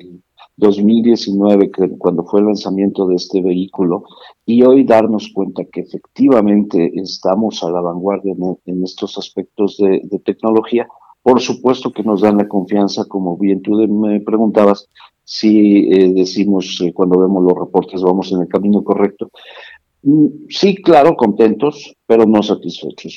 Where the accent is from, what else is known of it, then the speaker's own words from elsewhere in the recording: State of Mexico, Mexico; Yo soy originario del Estado de México, vivo aquí en Toluca